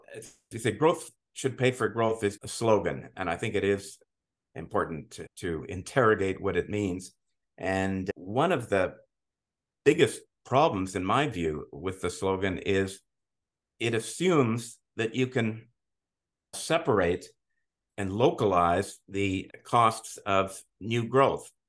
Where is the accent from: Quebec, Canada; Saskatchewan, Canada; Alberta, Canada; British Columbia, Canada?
Quebec, Canada; Montreal; moved away as an adult; now in Ontario, Canada; I'm originally from Montreal. I grew up in, in Montreal.